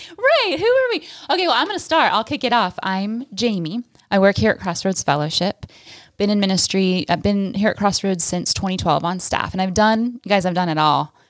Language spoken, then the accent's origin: English; California, United States; moved away as an adult; I, uh, grew up in California